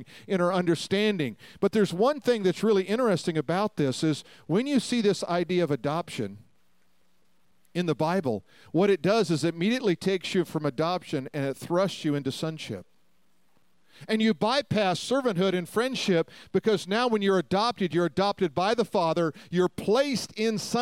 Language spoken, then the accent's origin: English; Denver, Colorado, United States; I grew up in Denver